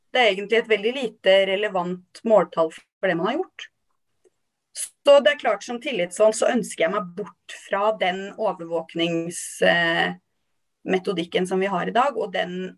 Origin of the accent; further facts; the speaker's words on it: Halden, Østfold, Norway; jeg er oppvokst i Halden.